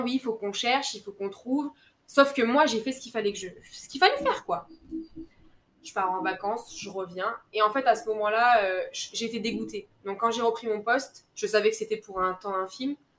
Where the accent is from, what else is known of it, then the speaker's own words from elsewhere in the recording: Guadeloupe; moved away as an adult; also born or lived in Metropolitan France; je rentre en Guadeloupe, je rentre chez moi